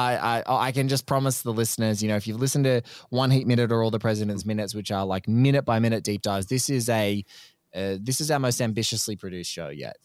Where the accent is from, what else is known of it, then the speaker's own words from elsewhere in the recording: Australia; an Australian guest